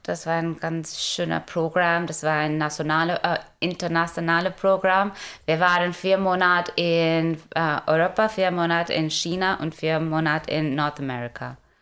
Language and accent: German; India; German is a second language; moved away as an adult; now in Germany; ich komme ursprünglich aus Indien und bin seit äh, 2016 in Deutschland